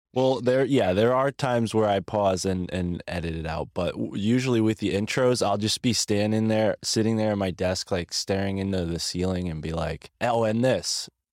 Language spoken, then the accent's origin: English; United States; as an American.